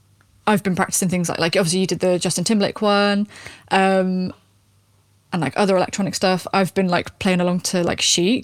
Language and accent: English; England, United Kingdom; now in Cardiff, United Kingdom; even as an English person.